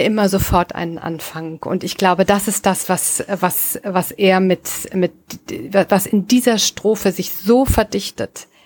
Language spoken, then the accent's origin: German; Rhineland, Germany; moved away as an adult; now in Northern Germany, Germany; ich bin ja Rheinländerin